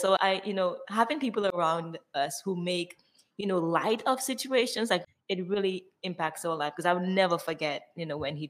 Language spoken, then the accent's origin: English; Dominica; now in United States; growing up in Dominica